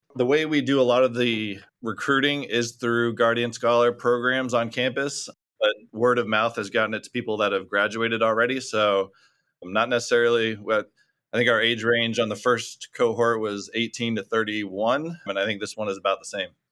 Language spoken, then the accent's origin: English; Orlando, Florida, United States; moved away as an adult; now in Orange County, United States; I was born and raised in Orlando, Florida